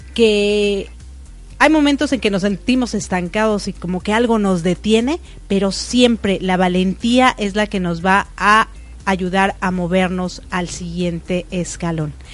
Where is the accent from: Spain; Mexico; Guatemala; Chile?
Mexico; now in United States; yo nací en México y vivo en Estados Unidos